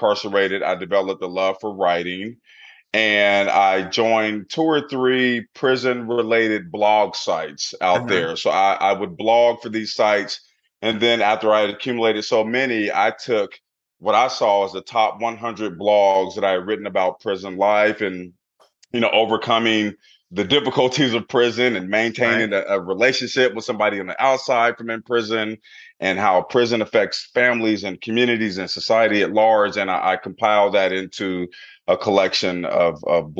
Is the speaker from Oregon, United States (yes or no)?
yes; Portland, Oregon, United States; I grew up in Portland, Oregon in the 80s